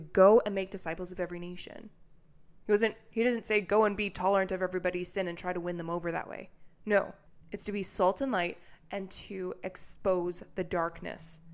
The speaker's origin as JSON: {"language": "English", "country": "Canada", "moved": "yes", "lives_now": "United States", "said": "I'm a Canadian who moved to America"}